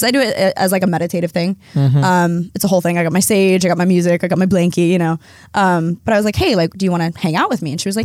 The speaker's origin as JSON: {"language": "English", "region": "Oregon", "country": "United States", "tie": "born or raised there"}